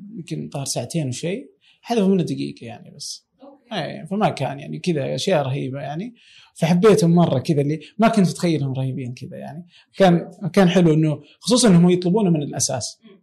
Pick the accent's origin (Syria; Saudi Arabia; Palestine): Saudi Arabia; عندنا في السعوديه